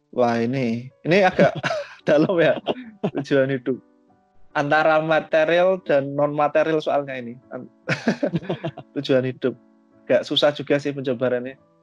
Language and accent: Indonesian; Java, Indonesia; kita kan orang-orang Jawa